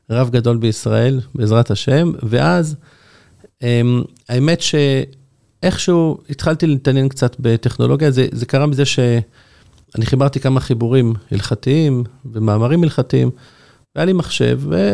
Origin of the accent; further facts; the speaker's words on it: Jerusalem, Jerusalem District, Israel; now in Bnei Brak, Israel; אני גדלתי בירושלים, אבל כשהתחתנתי עברתי לגור בבני ברק, אשתי מבני ברק, ובני ברק זה כמה דקות מתל אביב.